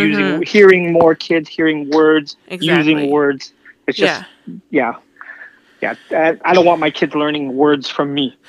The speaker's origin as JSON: {"language": "English", "town": "San Francisco", "region": "California", "country": "United States", "tie": "born or raised there", "moved": "as an adult", "lives_now": "Sacramento, United States", "said": "I grew up in San Francisco. I've driven in San Francisco my whole life, so I just moved to Sacramento"}